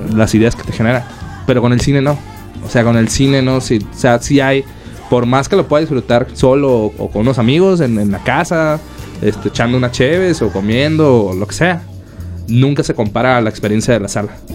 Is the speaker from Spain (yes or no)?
no; Ciudad Obregón, Sonora, Mexico; now in Mexico City, Mexico; yo soy de Obregón, Sonora